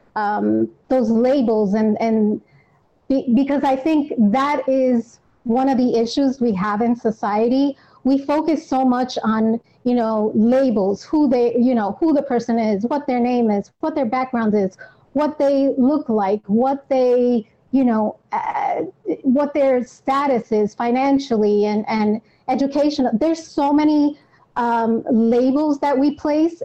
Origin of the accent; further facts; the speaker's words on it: New York, United States; I am born and raised in New York.